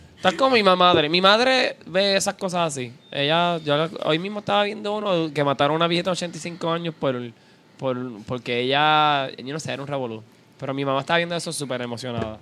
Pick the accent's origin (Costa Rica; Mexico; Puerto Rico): Puerto Rico